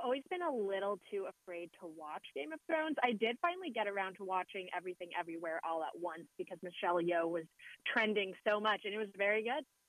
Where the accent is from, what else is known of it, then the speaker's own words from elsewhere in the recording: West Coast, United States; I'm from the West Coast